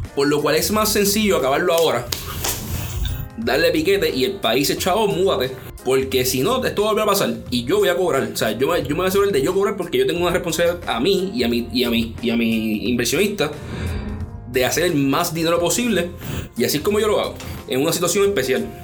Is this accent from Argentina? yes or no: no; Puerto Rico; como puertorriqueños tenemos que unirnos